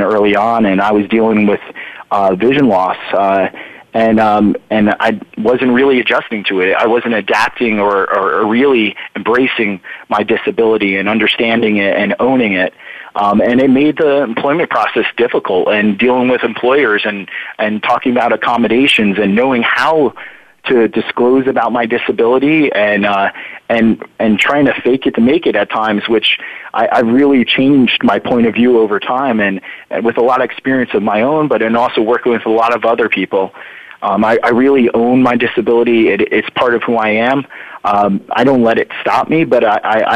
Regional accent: New Jersey, United States; also born or lived in Florida; now in Harrisburg, United States; I grew up in New Jersey, but both my parents grew up in Pennsylvania, and I spent a lot of time in the summers out in PA

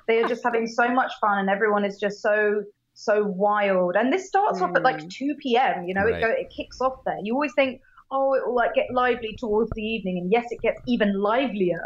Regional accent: United Kingdom; we are both British

